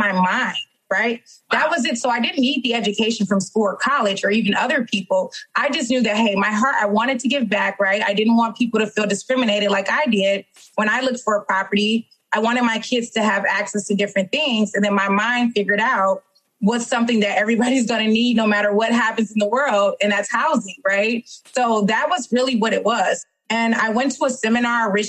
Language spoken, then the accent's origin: English; Detroit, Michigan, United States; born and raised in Detroit, Michigan.